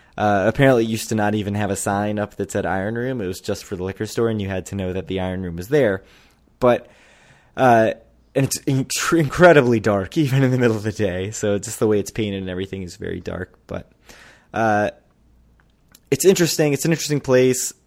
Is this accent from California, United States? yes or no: no; Maryland, United States; also born or lived in North Jersey; now in New Jersey, United States; I'm from Maryland